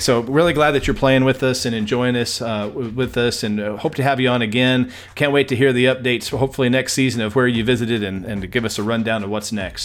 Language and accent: English; El Paso, Texas, United States; my hometown